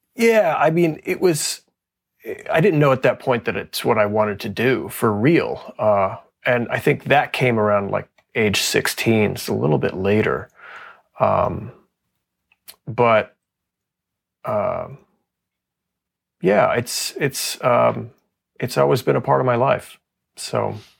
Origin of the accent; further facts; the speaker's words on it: Texas, United States; moved away as an adult; also born or lived in Fort Worth; now in Pittsburgh, United States; I grew up in Texas